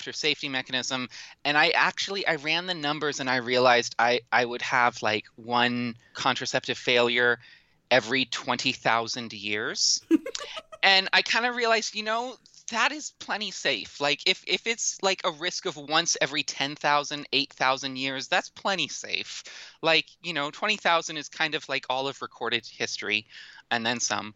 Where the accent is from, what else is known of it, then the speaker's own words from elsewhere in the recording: Washington, United States; my home state of Washington